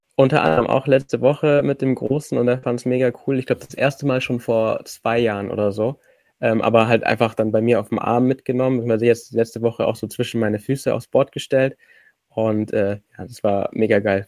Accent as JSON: {"language": "German", "area": "Allgäu", "region": "Bavaria", "country": "Germany", "tie": "born or raised there", "said": "ich komme aus dem Allgäu"}